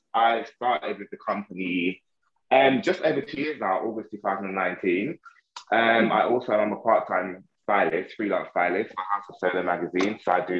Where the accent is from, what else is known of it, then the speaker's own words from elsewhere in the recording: Amsterdam, North Holland, Netherlands; also born or lived in Jamaica; now in United Kingdom; So my background, I was born in Amsterdam, but my family is actually Jamaican. So it's between myself, my cousin and my little brother, we're the only three actually born in Amsterdam. And the rest of our family was actually born in Jamaica.